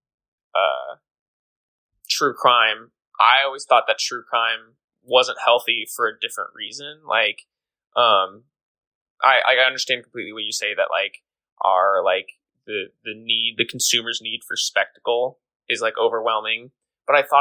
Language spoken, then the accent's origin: English; Kansas City, United States; growing up in Kansas City